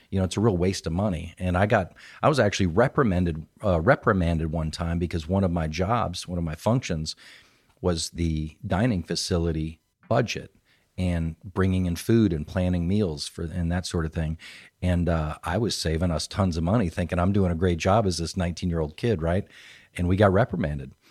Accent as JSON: {"language": "English", "town": "Phoenix", "region": "Arizona", "country": "United States", "tie": "born or raised there", "also_born_or_lived": "California", "moved": "yes", "lives_now": "Triangle area, North Carolina, United States", "said": "I claimed Phoenix, Arizona"}